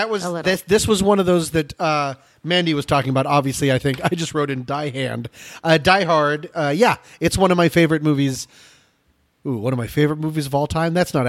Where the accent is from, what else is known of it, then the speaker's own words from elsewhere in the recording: Boulder, Colorado, United States; growing up in Boulder, Colorado